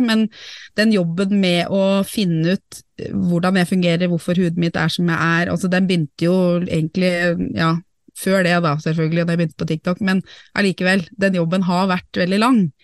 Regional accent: Norway; jeg er norsk

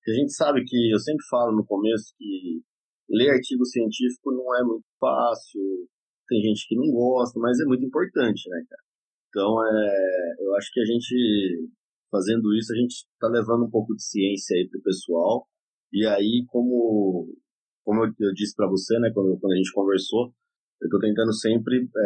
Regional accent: São Paulo, Brazil; moved away as an adult; now in Fortaleza, Brazil; sou paulista, lá da capital, mas há quase 20 anos 19 né, anos, mais ou menos, estou morando aqui no Ceará.

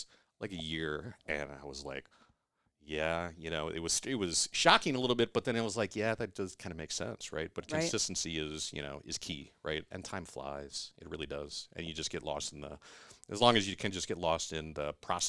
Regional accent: Iowa, United States; No, I was born and raised in Iowa, right?

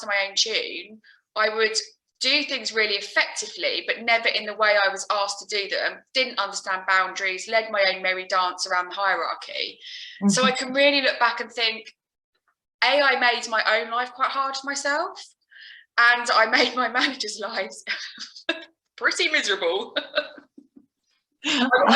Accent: Alton, South East England, United Kingdom; I'm from Alton in Hampshire

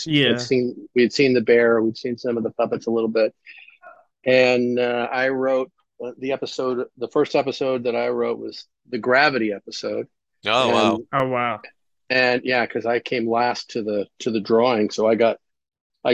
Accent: Munster, Indiana, United States; I grew up, in a town called Munster, Indiana

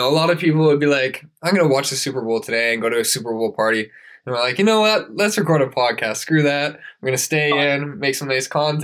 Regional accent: Canada; we're from Canada, so it's quite a distance

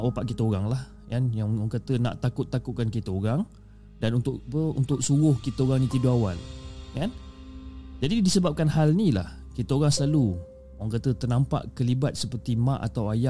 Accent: Negeri Sembilan, Malaysia; dan uh, aku berasal daripada Negeri Sembilan.

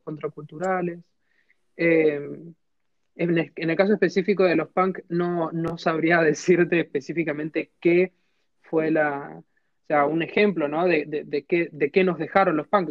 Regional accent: San Juan, Argentina; yo soy de San Juan

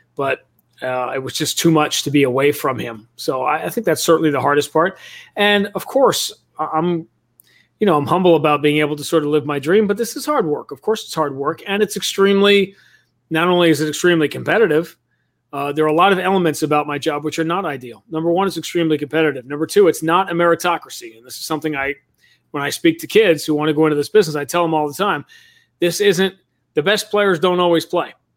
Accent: New York City, New York, United States; moved away; I grew up in Greenwich Village in New York City

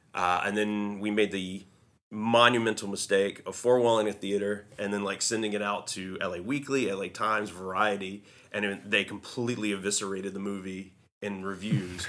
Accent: a small southern town in North Carolina, United States; moved away; growing up in my hometown, it's such a small hometown

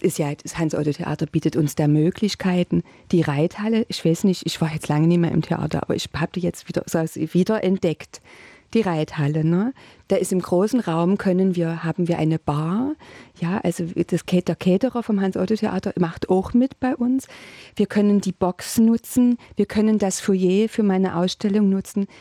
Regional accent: Dresden, Saxony, Germany; accent: Saxon; now in Potsdam, Germany; ich komme aus Dresden

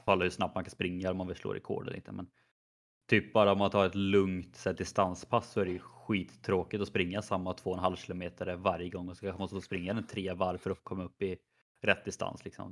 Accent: Skövde, Västra Götaland, Sweden; moved away; när jag var hemma i Skövde på lite semester

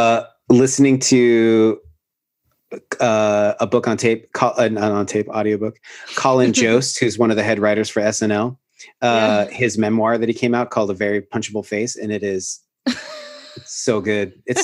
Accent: Pacific Northwest, United States; now in Austin, United States; I grew up in the Pacific Northwest where I live most of my life. I really miss that landscape.

